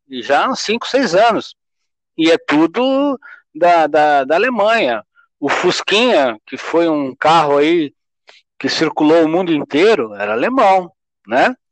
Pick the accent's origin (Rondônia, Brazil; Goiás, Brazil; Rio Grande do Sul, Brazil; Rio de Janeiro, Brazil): Rio Grande do Sul, Brazil; Porto Alegre; now in São Paulo, Brazil; eu sou gaúcho, fui criado lá em Porto Alegre